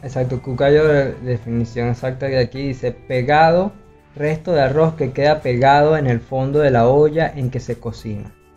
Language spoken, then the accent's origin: Spanish; Valencia, Carabobo, Venezuela; moved away as an adult; now in Barranquilla, Colombia; yo que vengo de Valencia, que es como algo demasiado enorme en Venezuela